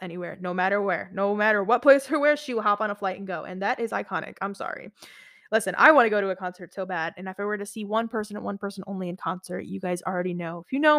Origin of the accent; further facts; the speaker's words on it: Beirut, Beirut Governorate, Lebanon; moved away; Then I went back to my home country. I'm Lebanese. So I went back after 12 years to Lebanon. I'm from Beirut, Lebanon, or Beirut, Lebanon.